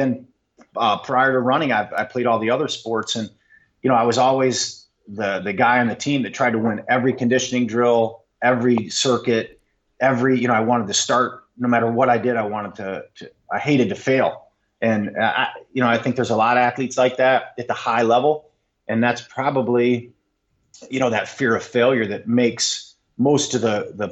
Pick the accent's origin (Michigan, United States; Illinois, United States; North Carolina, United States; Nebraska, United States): Michigan, United States; Monroe; moved away as an adult; now that I'm back in my hometown, I still have my hometown small here in Monroe, it's 30 miles south of Detroit